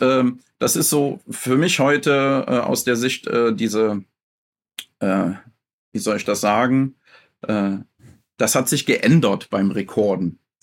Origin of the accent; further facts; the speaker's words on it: Mönchengladbach, North Rhine-Westphalia, Germany; moved away as an adult; now in Schaafheim, Germany; ich komme ursprünglich aus Mönchengladbach und bin umgesiedelt äh, nach äh, Aschaffenburg, Frankfurt, die Ecke. Schafheim heißt das Dorf